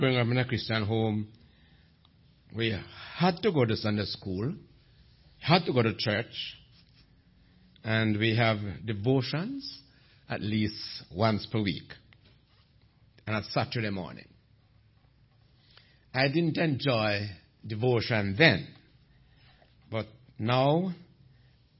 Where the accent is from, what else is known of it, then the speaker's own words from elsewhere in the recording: Jamaica; I'm from Jamaica, the land where Usain Bolt come from.